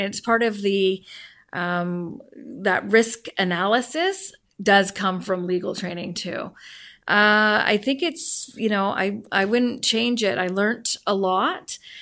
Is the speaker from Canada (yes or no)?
yes; Vancouver, British Columbia, Canada; also born or lived in Port Alberni; born and raised in Vancouver, moved to Port Alberni, taking my entire family with me